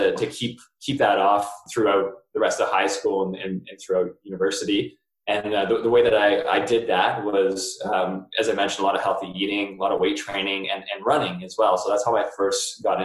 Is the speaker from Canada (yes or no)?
yes; Chatham, Ontario, Canada; now in Georgetown, Canada; I grew up in Chatham, Ontario